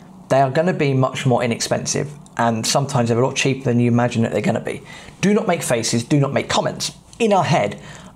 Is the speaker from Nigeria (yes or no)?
no; England, United Kingdom; Inglaterra. Soy inglés